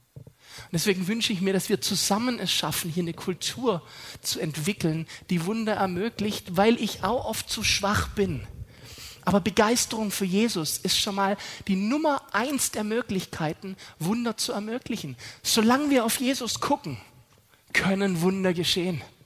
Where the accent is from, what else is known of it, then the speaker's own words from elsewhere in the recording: Germany; wir sind so furchtbar vernünftig als Deutsche